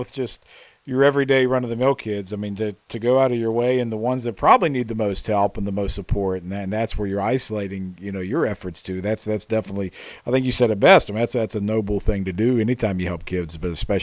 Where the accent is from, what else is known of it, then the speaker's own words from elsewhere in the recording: West Virginia, United States; Growing up in West Virginia